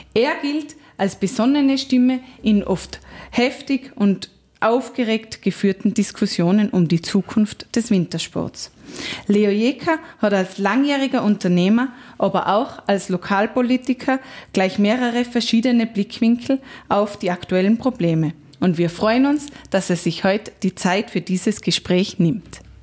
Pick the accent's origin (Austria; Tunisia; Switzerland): Austria; als Einheimischer